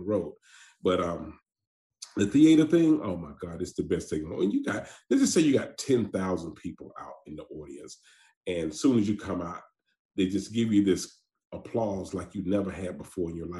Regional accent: Atlanta, Georgia, United States; I'm from Atlanta, Georgia. I'm from an area called The Bluff. Anybody know about Atlanta, they know about The Bluff. A little dude made a little movie called Snow in the Bluff. I know you probably heard of it. I am from that area. And, man, I go through that now very fast because it's no joke, which I was raised there

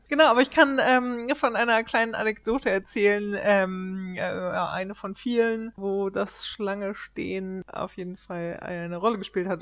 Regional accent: Germany; now in Sweden; als Deutscher

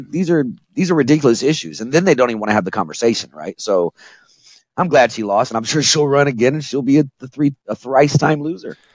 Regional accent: Indianapolis, Indiana, United States; I grew up on the South side, Southwest side of Indianapolis

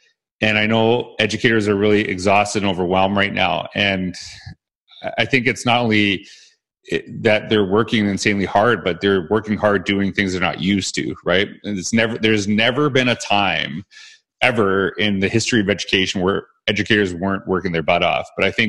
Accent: Canada; now Weston's from the United States, I'm from Canada

